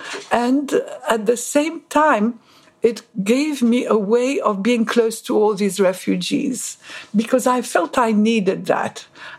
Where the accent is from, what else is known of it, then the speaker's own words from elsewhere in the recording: Egypt; born there; moved away; also born or lived in Paris / London; I was here as an art student. I was born in Egypt. I went to school in Paris and I came here.